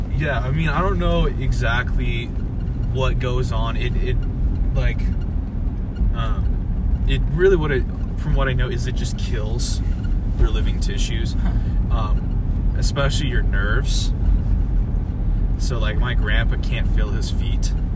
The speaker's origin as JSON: {"language": "English", "town": "South Lake Tahoe", "region": "California", "country": "United States", "tie": "born or raised there", "moved": "yes", "lives_now": "Montana, United States", "said": "I'm originally not from Montana. I'm originally from California. Um, I was born and raised in uh, South Lake Tahoe, California."}